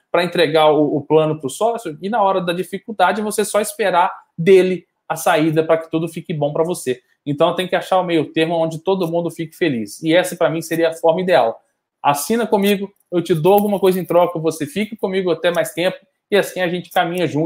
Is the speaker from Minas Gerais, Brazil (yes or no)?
yes; Belo Horizonte, Minas Gerais, Brazil; eu sou de Belo Horizonte, pago em dia e não tenho preferência para ir no jogo na minha casa